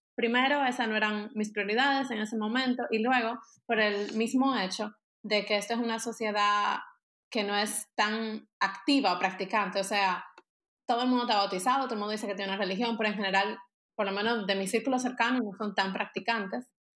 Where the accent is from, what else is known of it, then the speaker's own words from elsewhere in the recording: Dominican Republic; moved away as an adult; now in Germany; yo soy de República Dominicana, pero ahora mismo yo vivo en Alemania